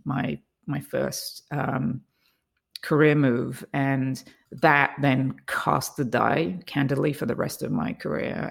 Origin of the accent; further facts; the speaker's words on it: England, United Kingdom; I grew up in England